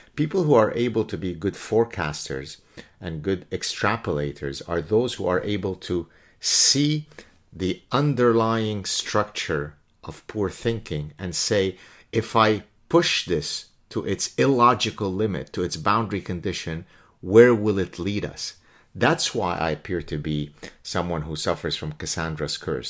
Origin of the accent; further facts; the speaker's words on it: Canada; I'm Canadian again